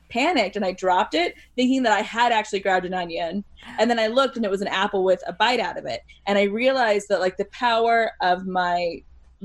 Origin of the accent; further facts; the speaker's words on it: United States; as an American